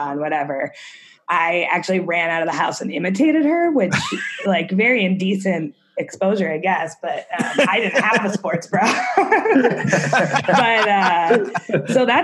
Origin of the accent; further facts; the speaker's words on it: United States; now in Chicago, United States; we're from Lake Erie region